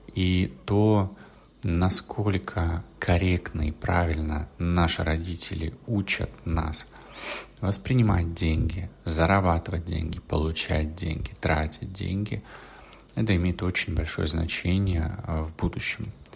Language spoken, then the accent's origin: Russian; Russia; из России, откуда я